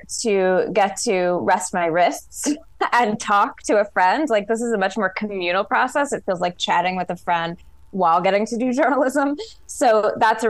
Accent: Seattle, Washington, United States; I grew up in Seattle in the grunge era.

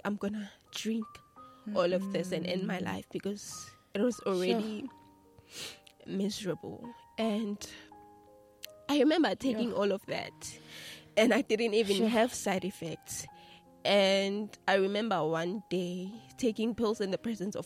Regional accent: Mpumalanga, South Africa; I grew up in Matulu

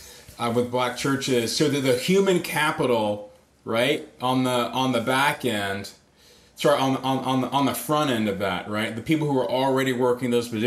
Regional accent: Atlanta, Georgia, United States; moved away; also born or lived in Grand Rapids; I was raised in Atlanta

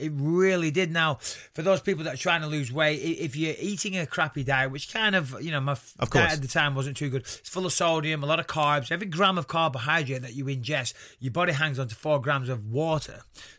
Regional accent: North West England, United Kingdom; accent: Northwest slang

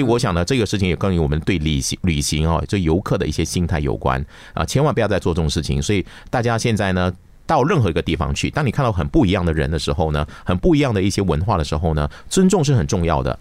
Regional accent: Malaysia; 在我的家乡，而且呢，这个发生的地方呢，是我小时候长大的地方，叫根巴斯

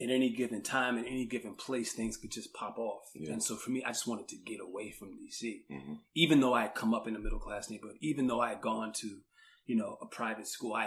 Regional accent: Washington, District of Columbia, United States; moved away as an adult; I grew up in Washington, D.C. I grew up in D.C. during the 1980s and early 1990s

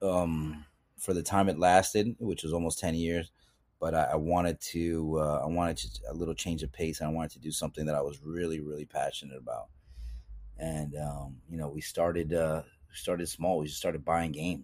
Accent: Yonkers, New York, United States; growing up in New York and in Yonkers in particular

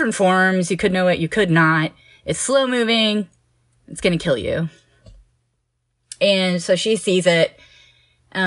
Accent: Houston, Texas, United States; I grew up in Houston

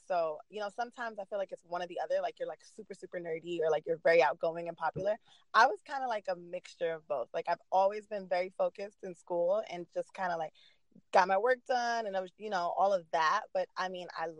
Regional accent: New York City, New York, United States; moved away as an adult; also born or lived in Washington, D.C.; now in Los Angeles, United States; I was born and raised in Queens, New York

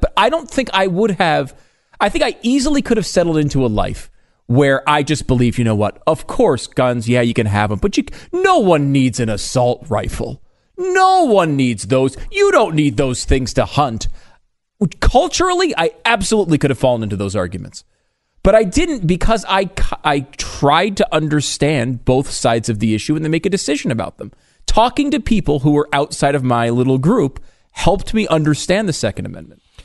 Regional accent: Connecticut, United States; I grew up in Connecticut

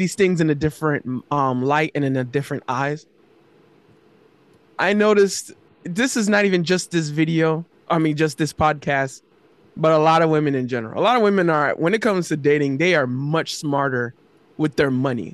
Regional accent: Florida, United States; I'm from Florida

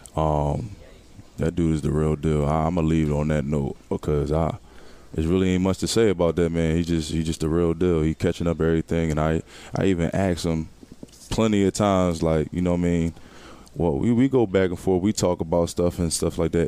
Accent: Philadelphia, Pennsylvania, United States; moved away as an adult; my hometown

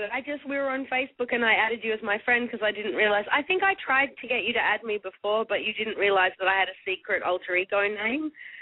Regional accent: Australia

